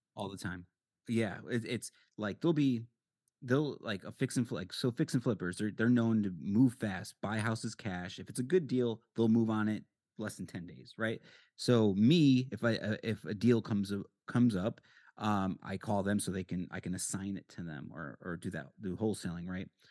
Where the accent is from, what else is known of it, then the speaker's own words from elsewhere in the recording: Connecticut, United States; now in Arizona, United States; I'm from Connecticut